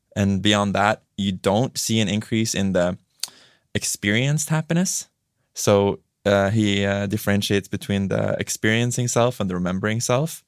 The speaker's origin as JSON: {"language": "English", "town": "Tromsø", "region": "Troms", "country": "Norway", "said": "I'm from Tromsø, which is you know north of the Arctic Circle."}